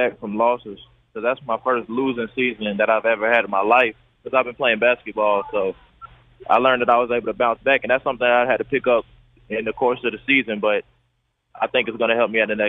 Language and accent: English; Fayetteville, North Carolina, United States; It was great for me. I had a great childhood. I had the same group of friends since I was able to go outside. I got all of my family is in Fayetteville, so it was great for me.